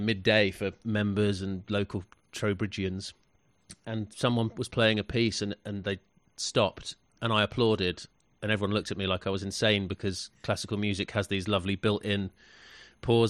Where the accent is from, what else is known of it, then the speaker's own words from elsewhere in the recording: London, United Kingdom; moved away as an adult; now in West Country, United Kingdom; I'm from London. I came to the West Country about 10 years ago